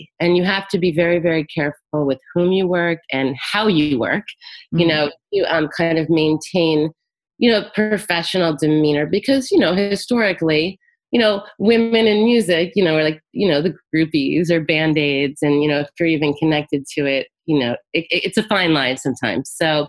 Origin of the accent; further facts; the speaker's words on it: Florida, United States; also born or lived in South America; And then I grew up in South Florida after South America.